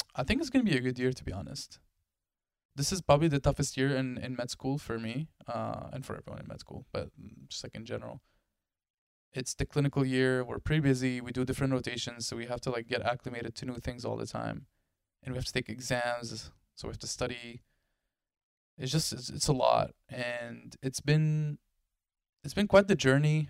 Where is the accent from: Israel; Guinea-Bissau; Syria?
Syria; also born or lived in Delaware; now in United States; I come from Syria. We don't have snow in Syria.